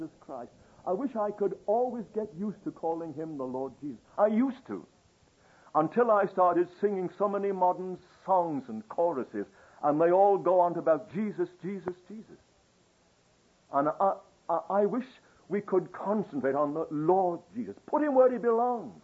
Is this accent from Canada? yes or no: no; England, United Kingdom; I'm English